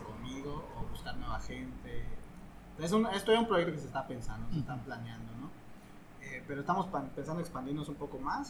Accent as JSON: {"language": "Spanish", "town": "Calkiní", "region": "Campeche", "country": "Mexico", "said": "yo soy de Caquini"}